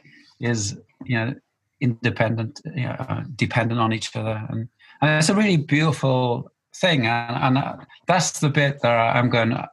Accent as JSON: {"language": "English", "region": "Wales", "country": "United Kingdom", "said": "which is hard for a Welshman"}